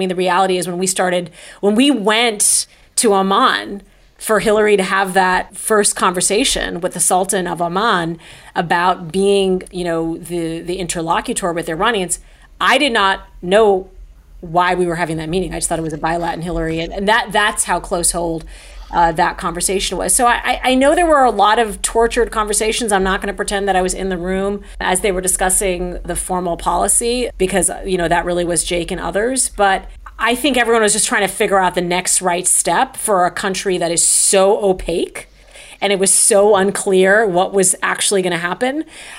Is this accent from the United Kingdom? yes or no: no; Saudi Arabia; also born or lived in Michigan, United States; I was born in Michigan, and then we moved to Saudi Arabia when I was two, and it was supposed to be a one-year sabbatical.